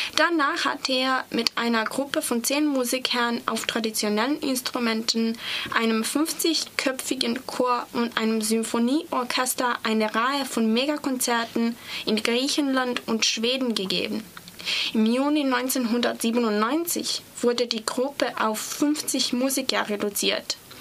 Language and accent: German; Serbia; German is a second language; ich komme aus Serbien